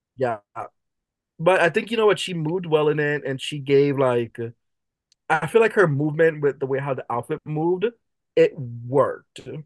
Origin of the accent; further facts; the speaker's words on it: Jamaica; I'm Jamaican.